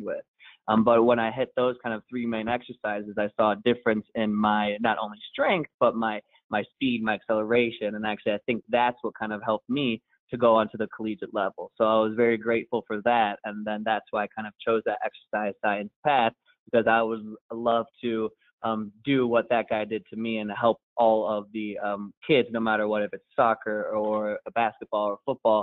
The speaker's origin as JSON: {"language": "English", "town": "Cleveland", "region": "Ohio", "country": "United States", "tie": "born or raised there", "said": "I grew up in the Cleveland area"}